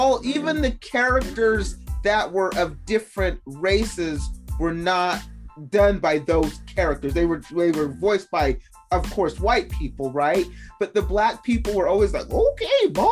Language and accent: English; Salt Lake City, Utah, United States; accent: Utahnese; we grew up in Salt Lake City. So, I mean, when we went to elementary school, me and my sister were the only people of color in that school